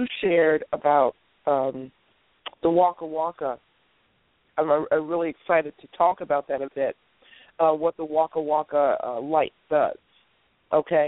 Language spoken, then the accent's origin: English; United States; we are basically Americans from the United States who have a global outlook and perspective.